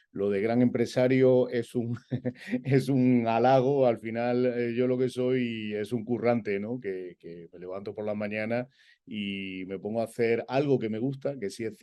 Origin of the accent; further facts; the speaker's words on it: Madrid, Community of Madrid, Spain; born there; Bueno, pues mira, yo nací en Madrid.